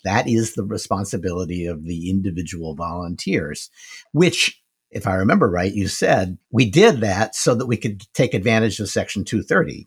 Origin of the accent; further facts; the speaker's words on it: United States; I'm an American